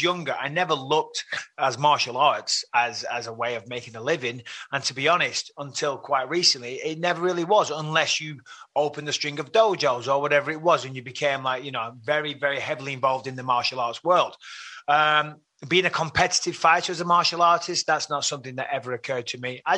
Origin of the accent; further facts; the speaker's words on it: Clitheroe, North West England, United Kingdom; Growing up in Clitheroe, it's a lovely, nice, old-fashioned market town